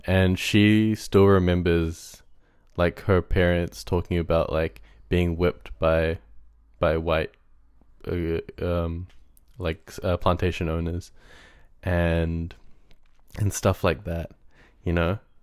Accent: Auckland, New Zealand; in primary school, like, I went to a school in South Auckland

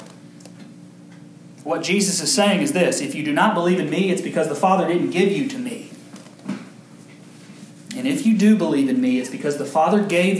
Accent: Kentucky, United States; I'm from Kentucky

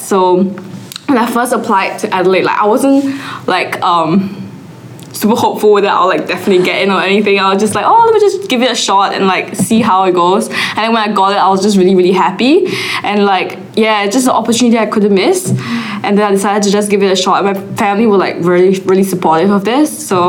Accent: Singapore; So like I really like the aspect of dentistry, so that's why I came here from Singapore. And it's also close to home, so it's not too bad for me.

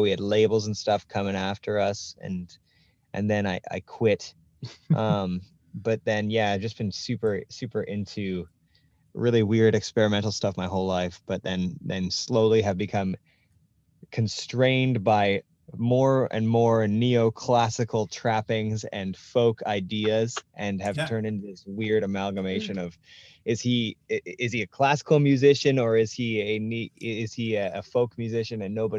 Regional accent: Vancouver, British Columbia, Canada; I grew up in East

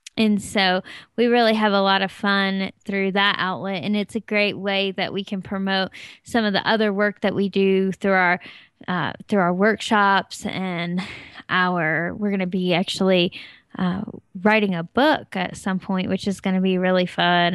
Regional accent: Tennessee, United States; now in Colorado, United States; I'm from Tennessee, and we have really hot, humid summers

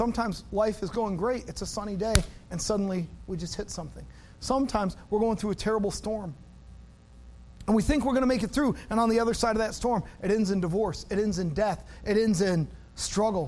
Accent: Wisconsin, United States; I grew up in Wisconsin

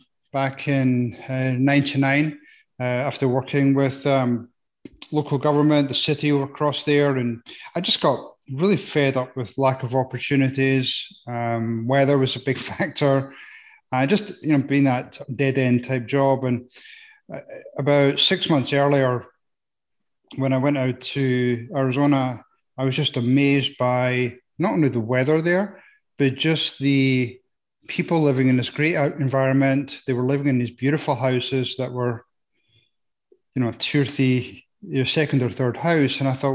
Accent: Scotland, United Kingdom; I am. I was going to try and put people off and say I'm from Nebraska, but I think they would find out quick enough.

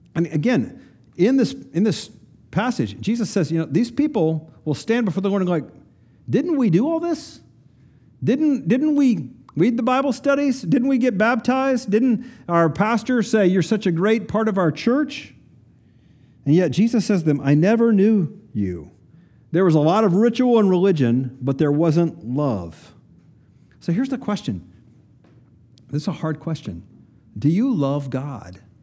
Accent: Kingsport, Tennessee, United States; I grew up in Kingsport, Tennessee, northeast corner of Tennessee

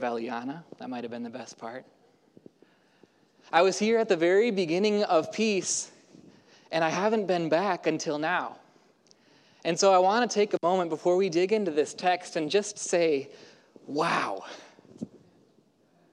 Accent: Houston, Texas, United States; now in Portland, United States; I grew up in Houston, Texas, and so the y'all is in my blood, but I don't get to use it too much in Portland

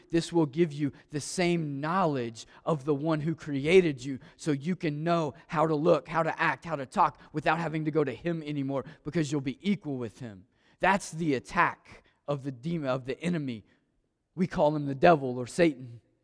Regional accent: Maysville, Kentucky, United States; Growing up in Maysville, Kentucky, I ask that question a lot. Why was I born in Maysville?

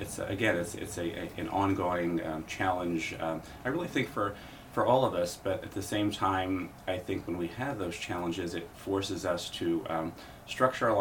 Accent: Lancaster, Pennsylvania, United States; riding with the Lancaster Bicycle Club when I was growing up in Lancaster.

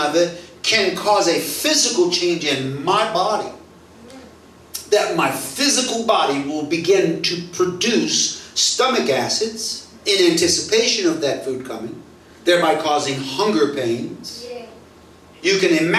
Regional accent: United States; now in Singapore; I'm an American

